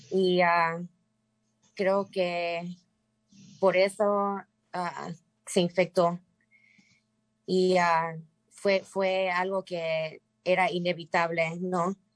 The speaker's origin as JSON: {"language": "Spanish", "town": "Mérida", "region": "Yucatán", "country": "Mexico", "tie": "born or raised there", "moved": "yes", "lives_now": "United States", "said": "somos inmigrantes de la península de Yucatán, yo nací en Mérida y mi papá y mi mamá nacieron en Peto, Yucatán, un pueblito."}